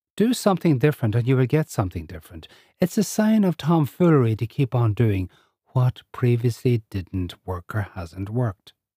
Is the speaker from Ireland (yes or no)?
yes; Ireland; I'm Irish, living in Ireland with a strong cultural, Irish cultural upbringing.